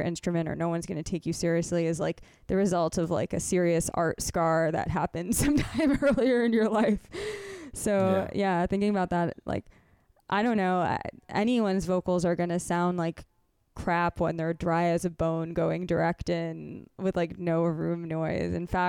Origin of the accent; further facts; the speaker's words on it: Connecticut, United States; I grew up in Central Connecticut, and some of the kids in my neighborhood were into wrestling